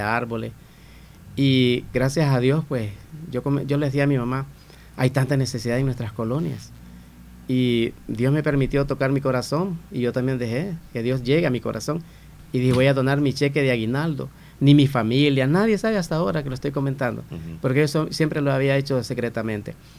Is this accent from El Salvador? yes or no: yes; Santa Rosa de Lima, La Unión, El Salvador; este hermoso municipio Santa Rosa de Lima, mi tierra, mi gente, mi pueblo, orgullosamente, hijo de padres de acá